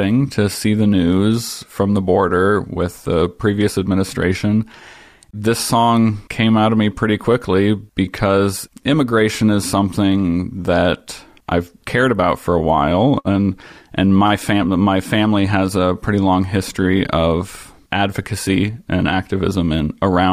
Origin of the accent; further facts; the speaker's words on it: Ohio, United States; I grew up in Ohio, and my extended family is Mennonite